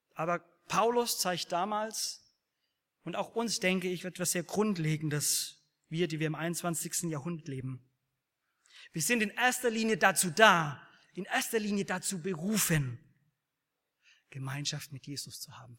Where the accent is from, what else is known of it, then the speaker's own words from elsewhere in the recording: Bavaria, Germany; Ich komme aus Bayern